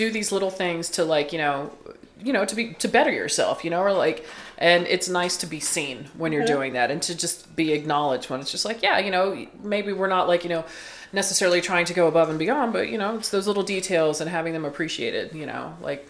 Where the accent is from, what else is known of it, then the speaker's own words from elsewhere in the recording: the South, United States; growing up in the South